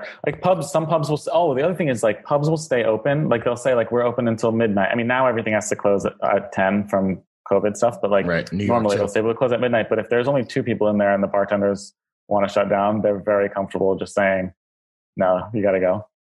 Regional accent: United States; moved away as an adult; also born or lived in New York; now in London, United Kingdom; aside from the fact that I'm American and lived there up until 3 years ago, my entire life

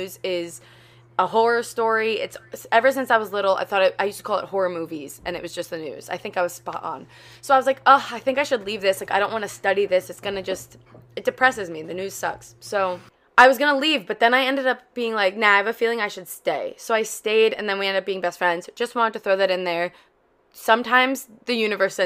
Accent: East Coast, United States; I'm from the East Coast

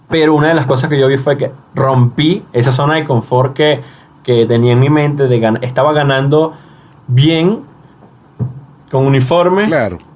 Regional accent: Venezuela; moved away; Eh, situación que salí de Venezuela y bueno, eh, es un tema de ya de repetición.

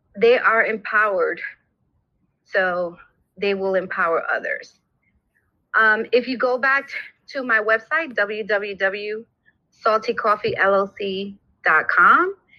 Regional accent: New York City, New York, United States; I'm from New York, Brooklyn

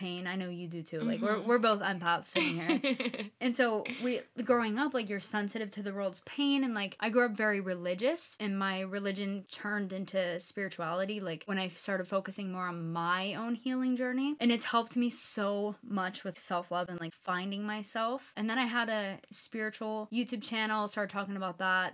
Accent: Pittsburgh, Pennsylvania, United States; I'm from Pittsburgh, Pennsylvania. So me and Ashley grew up with each other

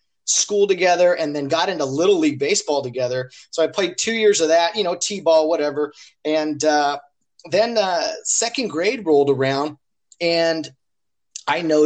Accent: Glendora, California, United States; We grew up in Glendora, Baja Glendora, as we like to call it, pretty the southern part

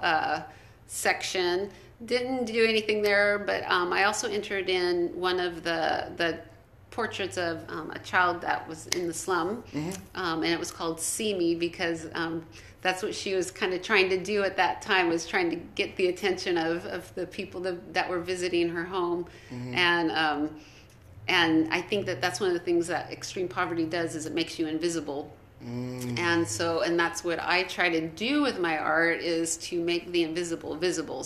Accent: Reedley, California, United States; Reedley, I'm from Reedley

